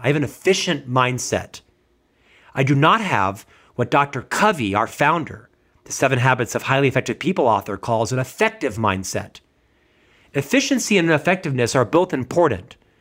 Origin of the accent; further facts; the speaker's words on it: United States; as an American